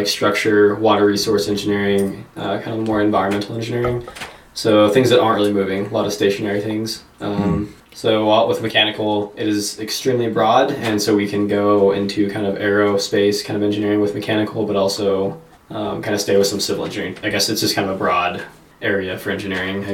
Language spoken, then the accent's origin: English; Aztec, New Mexico, United States; moved away as an adult; also born or lived in Durango, Colorado / Las Cruces, New Mexico; now in Littleton, United States; I was born in Durango, Colorado, but then I was raised in the small town of Aztec, New Mexico